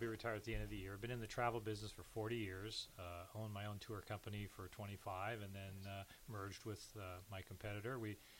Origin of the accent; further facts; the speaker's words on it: Los Angeles, California, United States; moved away as an adult; now in Lincoln, United States; Well, I'm originally from Los Angeles.